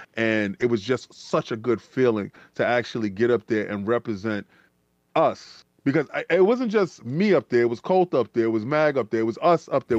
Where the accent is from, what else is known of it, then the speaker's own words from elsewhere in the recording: New York City, New York, United States; we come from the Bronx